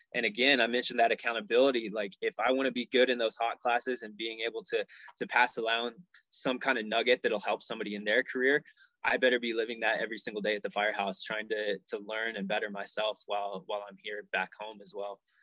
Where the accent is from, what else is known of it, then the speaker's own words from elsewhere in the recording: Colorado, United States; also born or lived in Dallas, Texas / Nebraska; I grew up here in Colorado, and Colorado pretty much always felt like home